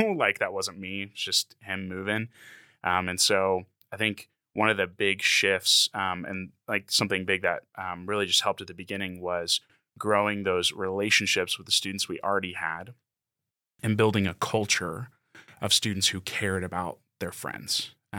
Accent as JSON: {"language": "English", "region": "Texas", "country": "United States", "tie": "born or raised there", "moved": "as an adult", "lives_now": "Utah, United States", "said": "I grew up in Texas, lived there for 23 years before I moved here."}